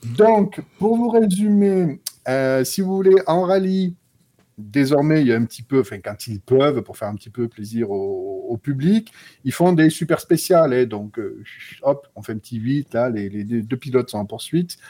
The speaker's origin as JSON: {"language": "French", "area": "the South", "region": "southern France", "country": "France", "said": "je suis sudiste"}